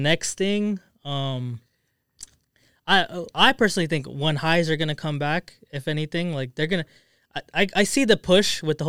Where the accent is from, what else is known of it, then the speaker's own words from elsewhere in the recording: Los Angeles, California, United States; now in Arizona; actually grew up in L.A.